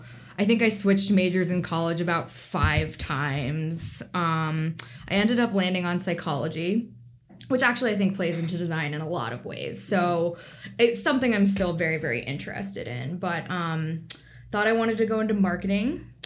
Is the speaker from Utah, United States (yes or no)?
no; Northern Virginia, United States; moved away as an adult; also born or lived in Washington, D.C. / Charlottesville, Virginia; now in Seattle, United States; I moved here from Washington, D.C., and I'm originally from Northern Virginia in the suburbs of D.C., about 30 minutes outside.